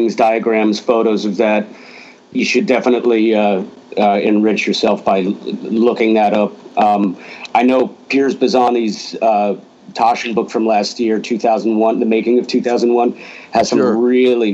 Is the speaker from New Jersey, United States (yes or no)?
yes; New Jersey, United States; I'm from North Jersey